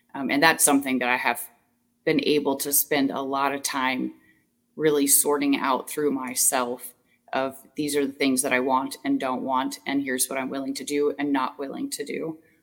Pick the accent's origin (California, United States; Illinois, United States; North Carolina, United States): Illinois, United States; Southern; moved away as an adult; now in Wisconsin, United States; I moved to Wisconsin, so I'm from Southern Illinois, and I moved to Wisconsin um, eight years ago